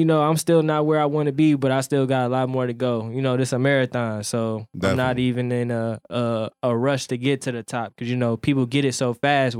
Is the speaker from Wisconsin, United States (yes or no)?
yes; Milwaukee, Wisconsin, United States; moved away as an adult; now in Joliet, United States; Well, shit, I started this when I was like 18. Like, I moved from Milwaukee to Chicago. You know, I started off in the suburbs, like in Joliet.